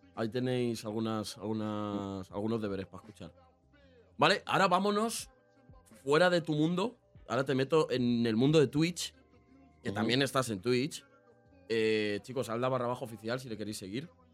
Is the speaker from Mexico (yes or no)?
no; a town in the south of Madrid, Community of Madrid, Spain; Yo, soy, un pueblo del sur de Madrid